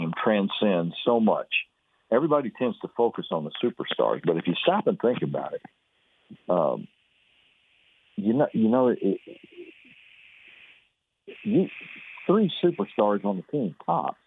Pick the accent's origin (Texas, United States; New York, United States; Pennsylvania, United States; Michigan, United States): Texas, United States; Fairfield; I was raised over in Fairfield, and we always came to Waco